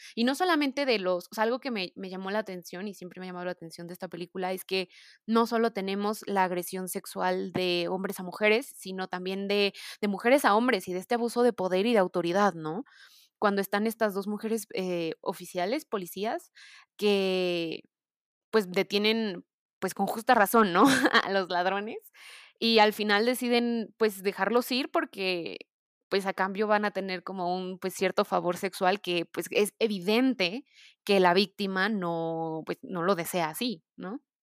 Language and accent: Spanish; Mexico; yo como mexicana